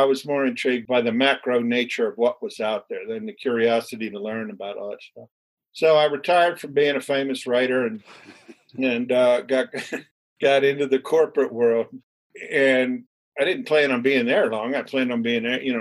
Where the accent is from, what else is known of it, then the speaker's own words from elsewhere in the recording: Annapolis, Maryland, United States; also born or lived in Philadelphia, Pennsylvania / Baltimore; born in Philadelphia. I grew up in Annapolis, Maryland, left home at 17 to work my way through school